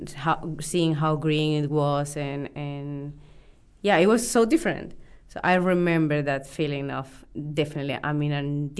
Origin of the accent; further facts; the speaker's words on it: Colombia; now in New Zealand; I'm from Colombia